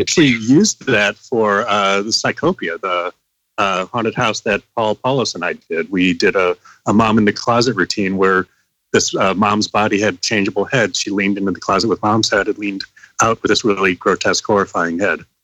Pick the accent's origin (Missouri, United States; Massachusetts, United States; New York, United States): Missouri, United States; moved away as an adult; I was from Missouri.